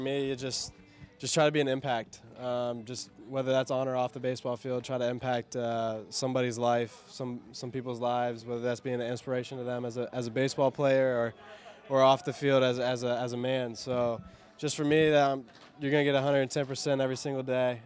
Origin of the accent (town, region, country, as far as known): Cincinnati, Ohio, United States